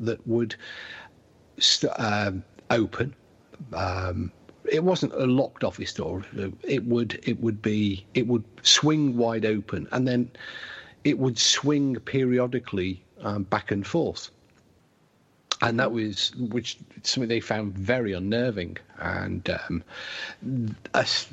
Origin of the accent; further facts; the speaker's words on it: England, United Kingdom; we're English